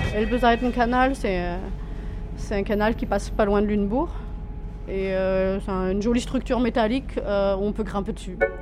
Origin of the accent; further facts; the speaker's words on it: Orléans, Centre-Val de Loire, France; moved away as an adult; also born or lived in Chambéry; now in Germany; j'ai grandi à Orléans